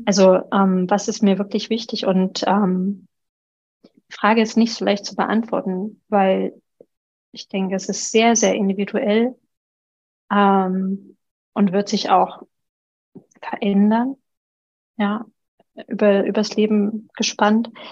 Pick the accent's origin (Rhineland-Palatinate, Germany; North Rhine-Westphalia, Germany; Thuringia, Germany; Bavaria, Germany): Thuringia, Germany; moved away; also born or lived in Allgäu / Chiemgau; Thüringen ist meine Heimat